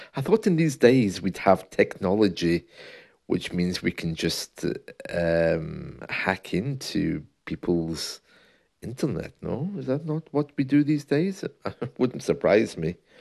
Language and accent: English; United Kingdom; being the British man I am